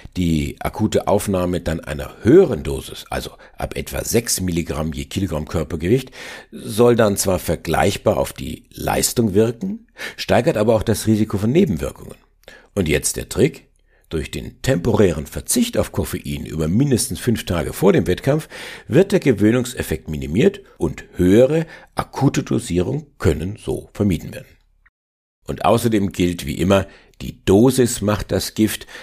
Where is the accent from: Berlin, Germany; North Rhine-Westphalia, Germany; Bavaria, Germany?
Bavaria, Germany; Upper Franconia; als Oberfranke kenne ich mich mit Bier von Haus aus gut aus. Schließlich haben wir hier die größte Brauereiendichte weltweit